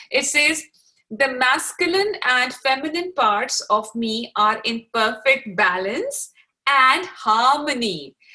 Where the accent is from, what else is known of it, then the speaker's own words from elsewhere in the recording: Pakistan; even though I grew up in Pakistan uh, as well, but I changed schools a lot.